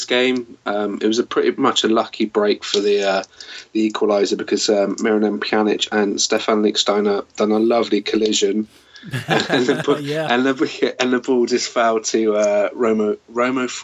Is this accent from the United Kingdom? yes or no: yes; England, United Kingdom; born or raised there